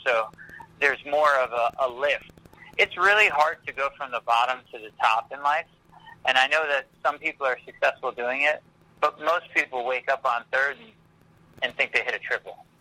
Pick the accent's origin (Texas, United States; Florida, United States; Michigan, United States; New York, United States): Florida, United States; Pasco County; Pasco County, my hometown